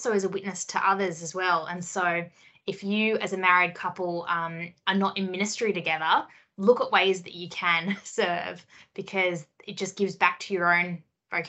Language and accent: English; Sydney, New South Wales, Australia; We had World Youth Day in Sydney in my hometown